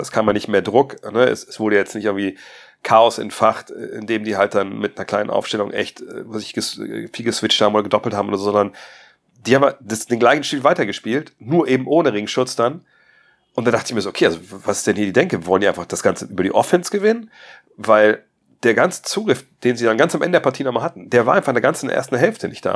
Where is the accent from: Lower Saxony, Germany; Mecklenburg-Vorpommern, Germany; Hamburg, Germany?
Lower Saxony, Germany; Wolfsburg; in so einem Plattenbau da bei uns in Wolfsburg, Detmarode